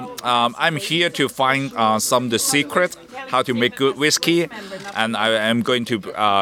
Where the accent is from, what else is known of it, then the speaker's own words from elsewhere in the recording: Hong Kong; I'm from Hong Kong.